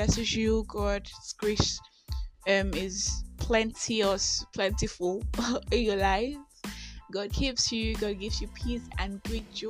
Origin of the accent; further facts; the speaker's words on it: Nigeria; also born or lived in Enugu; I am that Nigerian Christian Talkaholic